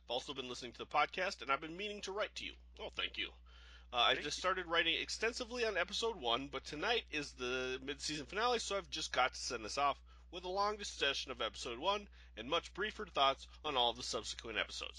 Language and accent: English; Omaha, Nebraska, United States; I grew up in Omaha, and there's a major Air Force base that, at least during the 80s, was in charge of all the nuclear missiles.